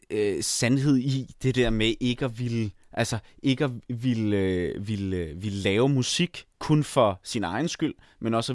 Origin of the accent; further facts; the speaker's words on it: Jutland, Denmark; now in Copenhagen, Denmark; endelig fundet ud af, at jeg som jyde, eller i hvert fald som delvis jyde, godt kan bo i København uden at have en bil